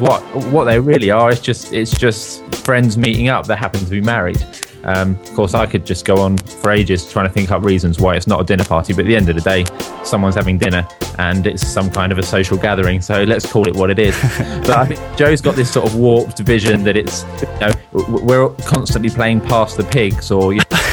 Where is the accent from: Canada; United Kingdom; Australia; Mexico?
United Kingdom; we are British